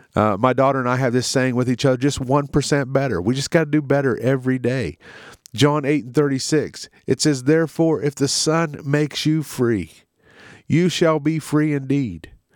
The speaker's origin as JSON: {"language": "English", "country": "United States", "said": "in our country, in America"}